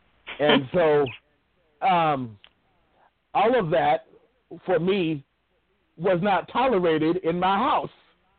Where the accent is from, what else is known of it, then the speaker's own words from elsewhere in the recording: Findlay, Ohio, United States; moved away; When I came from Findlay, Ohio, down to Texas, the thing that I had to adjust, because my town, the black population was less than 1%.